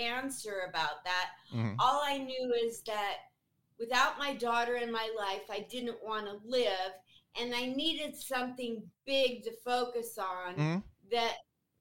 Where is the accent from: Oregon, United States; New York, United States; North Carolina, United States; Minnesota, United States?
Oregon, United States; Portland; also born or lived in Murrieta, California; now in Las Vegas, United States; I was born and raised in Portland, Oregon